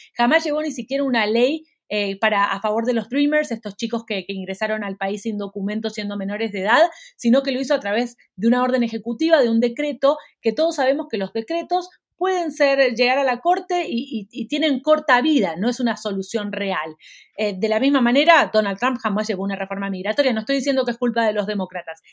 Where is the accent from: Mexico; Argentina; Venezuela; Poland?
Argentina; now in Miami, United States; Argentina, que es, mi país de origen